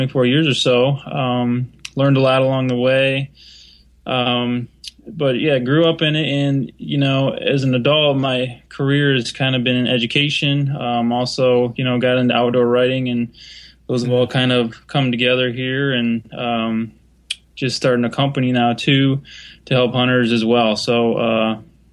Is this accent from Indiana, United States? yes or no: no; Michigan, United States; I grew up in Michigan